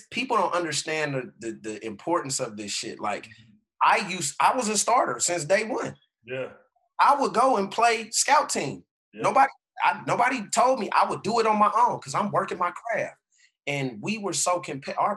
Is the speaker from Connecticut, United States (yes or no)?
no; Oakland, California, United States; moved away as an adult; also born or lived in British Columbia; being a California d- kid, you know, born and raised in Oakland, and and and it's it's crazy how I ended up in BC